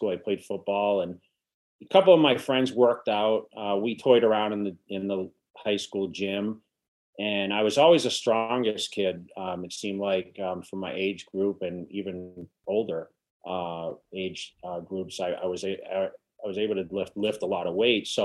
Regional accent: Massachusetts, United States; moved away as an adult; also born or lived in California; now in Las Vegas, United States; I'm originally from Massachusetts and you know, I headed, I went to California. I, I went west uh, for the bodybuilding career about '99, and somehow I migrated to Las Vegas

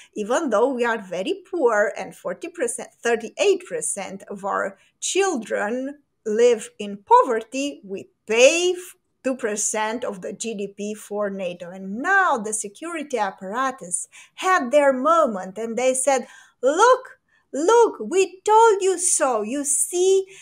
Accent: Romania; in Romania, we live in a fantasy world where the American dream is still a thing here

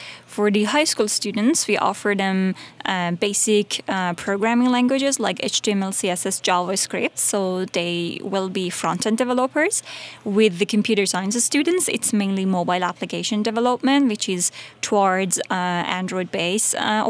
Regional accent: Herat, Afghanistan; I'm from Herat, and I taught as a computer science professor for almost 3 years in the computer science faculty in Herat.

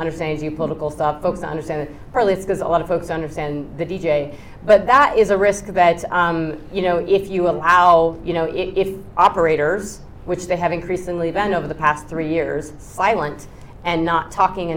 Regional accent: Wyoming, United States; I'm from Wyoming

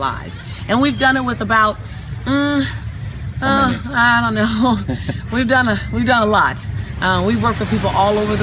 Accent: Los Angeles, California, United States; being born and raised in South Central Los Angeles

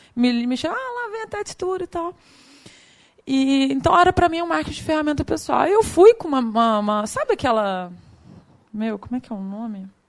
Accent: Goiânia, Goiás, Brazil; accent: a bit of Rio; moved away; also born or lived in Rio de Janeiro; eu sou de Goiânia, meu sotaque não, não mente muito, tem um pedacinho do Rio

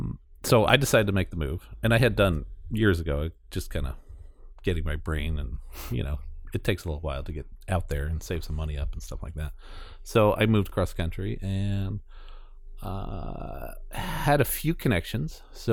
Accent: New York, United States; And I grew up in New York area.

